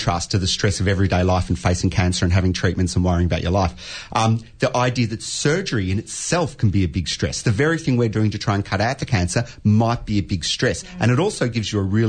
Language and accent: English; Australia; we're all Australian